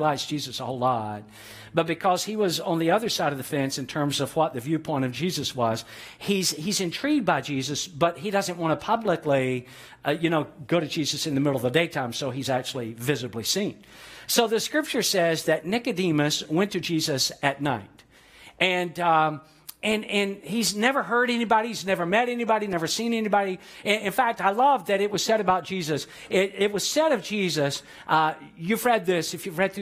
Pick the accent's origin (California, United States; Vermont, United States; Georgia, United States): Georgia, United States; Atlanta; Growing up in Atlanta, Georgia